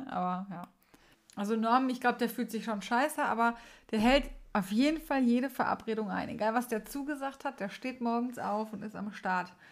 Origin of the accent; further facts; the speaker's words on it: Essen, North Rhine-Westphalia, Germany; früher es gab ganz früher mal am 23. immer eine Party hier bei uns in Essen